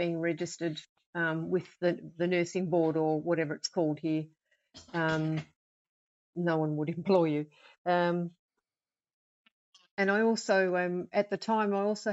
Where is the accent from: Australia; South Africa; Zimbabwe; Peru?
Australia; moved away as an adult; now in United Kingdom; I'm Australian, and for 30-odd years, I was an intensive care nurse, coronary care, all that kind of stuff. But I don't do that anymore now that I've moved here